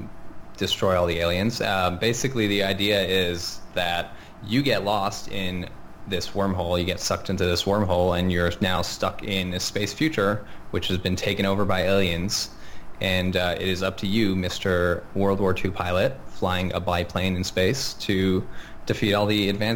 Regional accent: Montreal, Quebec, Canada; moved away; Montreal, actually, my hometown

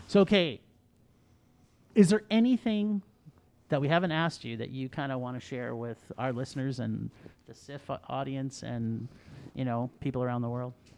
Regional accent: Ontario, Canada; I grew up in Ontario as well.

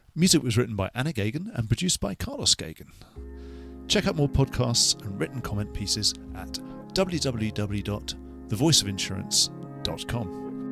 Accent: United Kingdom; as a Brit

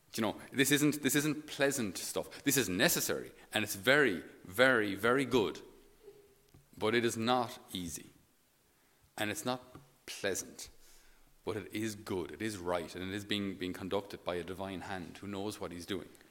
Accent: Ireland; we as Irish people

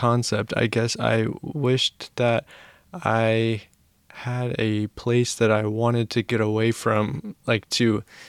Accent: Seattle, Washington, United States; My hometown, well, I was raised in Queen Anne.

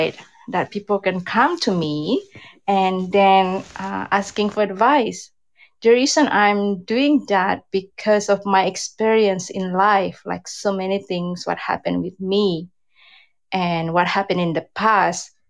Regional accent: Jakarta, Indonesia; also born or lived in West Sumatra; now in Vancouver, Canada; I'm from Indonesia originally. I was born in Sumatra, West Sumatra. But then I grew up in Jakarta, in the big city in Jakarta.

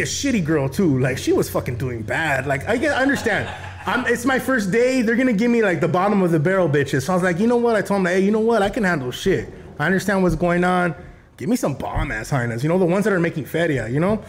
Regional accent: El Monte, California, United States; I grew up in Monte

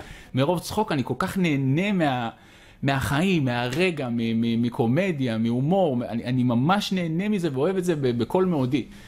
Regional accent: Israel; אני מבסוט שנולדתי בישראל

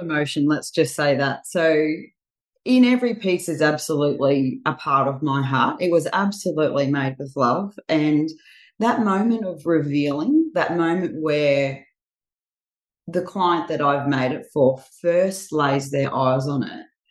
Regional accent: Bundaberg, Queensland, Australia; now in Sunshine Coast, Australia; I'm from Bundaberg originally, but I have been here on the Sunshine Coast just on 20 years this coming January

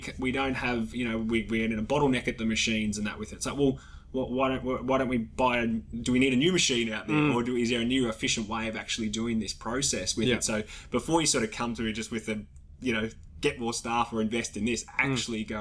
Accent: Australia

